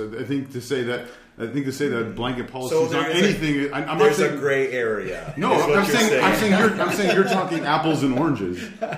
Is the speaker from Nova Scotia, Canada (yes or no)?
no; Ontario, Canada; I'm from Ontario, so yeah.